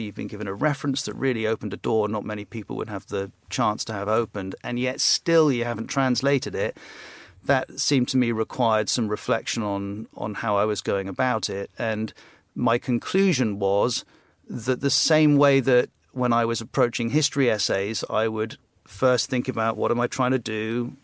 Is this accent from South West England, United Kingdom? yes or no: yes; West Cornwall, South West England, United Kingdom; born or raised there; moved away; also born or lived in South Africa / Bahamas / Trinidad and Tobago